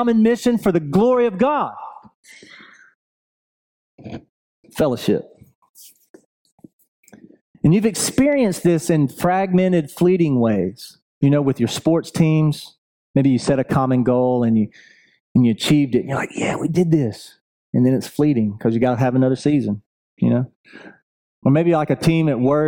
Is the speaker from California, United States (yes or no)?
no; Buford, Georgia, United States; I'm from Buford